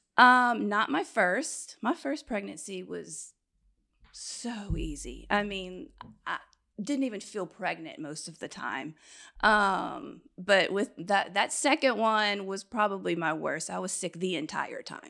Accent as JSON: {"language": "English", "town": "Baton Rouge", "region": "Louisiana", "country": "United States", "tie": "born or raised there", "also_born_or_lived": "Austin, Texas", "said": "I'm from Baton Rouge."}